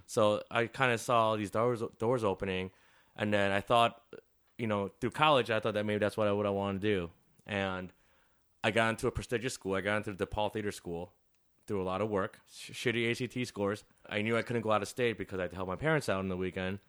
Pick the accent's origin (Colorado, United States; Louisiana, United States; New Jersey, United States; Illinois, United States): Illinois, United States; Chicago; also born or lived in Des Plaines, Illinois; eight years here, four years in the suburbs. I didn't really hang out there. And then I lived in the city ever since